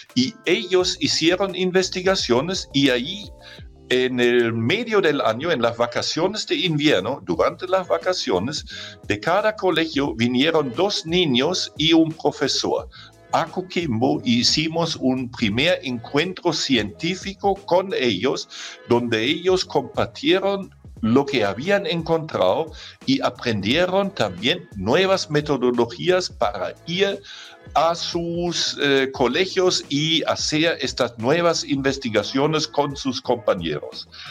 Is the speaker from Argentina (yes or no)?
no; Germany; accent: German; Spanish is a second language; moved away as an adult; now in Chile; cuando nosotros estuvimos niños en Alemania, de donde yo soy, como ya se han dado cuenta por mi acento